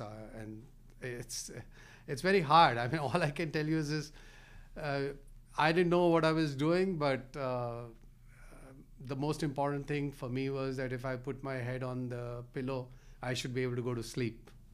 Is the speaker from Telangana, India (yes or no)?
no; Delhi, India; now in Rhode Island, United States; I grew up in Delhi, India